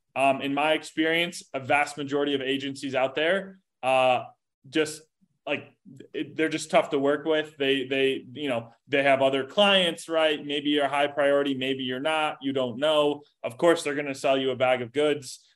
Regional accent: Chicago, Illinois, United States; moved away as an adult; now in Indianapolis, United States; I grew up like suburb, south suburbs of Chicago, um, you know, suburbia, if you will. Um, and now I'm in, in, in Indianapolis

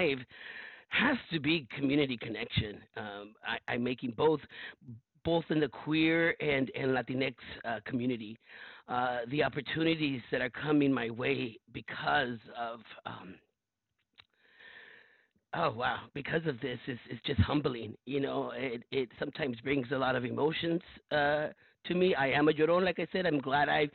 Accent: Los Angeles, California, United States; I was born and raised in South Central Los Angeles, first generation in a community of brown and black folks

